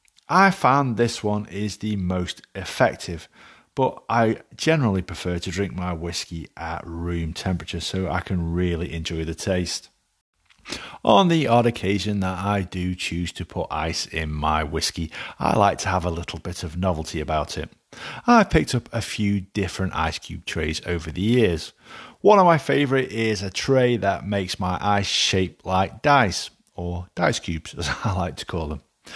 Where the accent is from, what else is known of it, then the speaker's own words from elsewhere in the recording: Alsager, North West England, United Kingdom; A barmaid in the Wilbraham Arms, which is a pub in my hometown of Alsager, first told me about this.